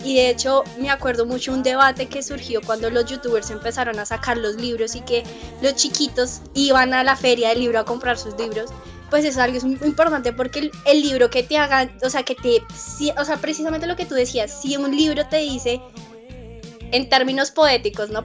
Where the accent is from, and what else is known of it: Colombia